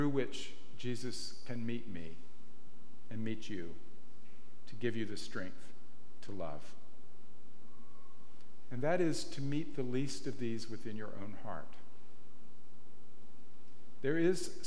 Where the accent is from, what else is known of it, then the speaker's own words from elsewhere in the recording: the American South, United States; now in Marin, United States; I'm from the American South